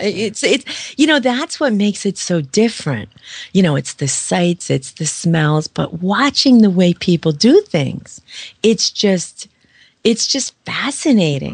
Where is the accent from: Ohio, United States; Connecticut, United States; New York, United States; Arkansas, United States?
New York, United States; I'm from New York